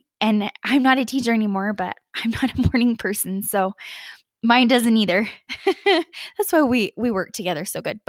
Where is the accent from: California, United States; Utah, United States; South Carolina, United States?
Utah, United States; moved away as an adult; now in Colorado, United States; I live in Colorado now, but I grew up in Utah my whole life, basically.